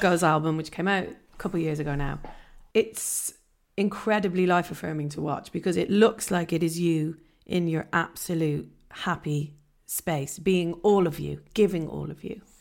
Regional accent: Ireland; being Irish

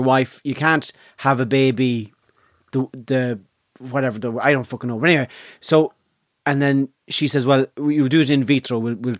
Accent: Letterkenny, Ulster, Ireland; when I was born in Letterkenny in County Donegal

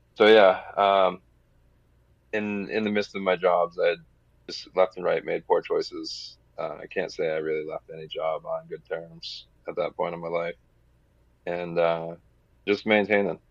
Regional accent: New Hampshire, United States; growing up in New Hampshire, I uh, lived in one of the larger cities

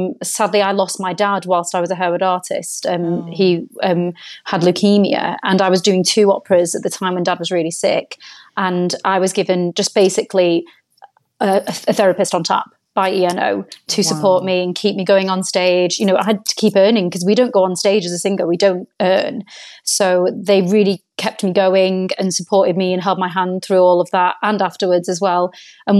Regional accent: Bury, North West England, United Kingdom; I am from Manchester. I was born in Bury, and I came across the arts through school

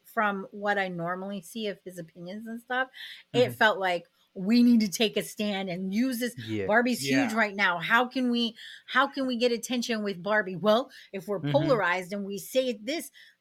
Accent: Sarasota, Florida, United States; moved away as an adult; now in Canada; I'm from Florida. So that should tell you, like, I grew up in a red state

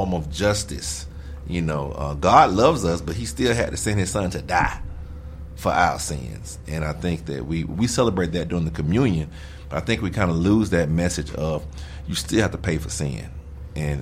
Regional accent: Alabama, United States; I'm from Alabama

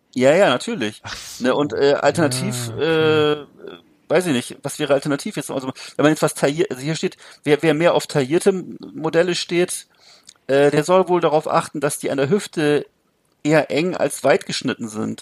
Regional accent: Rostock, Mecklenburg-Vorpommern, Germany; bei uns in Rostock

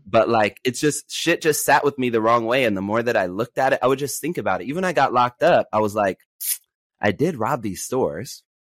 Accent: Los Angeles, California, United States; I grew up in Los Angeles during, uh, the time of zero tolerance

